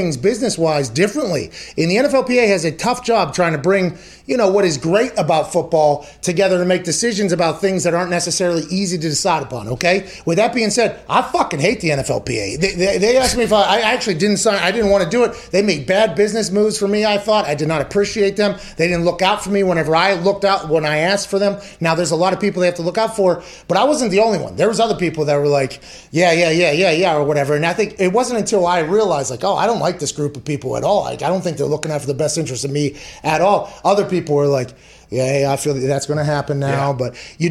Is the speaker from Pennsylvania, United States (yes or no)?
yes; Pittsburgh, Pennsylvania, United States; I come from Pittsburgh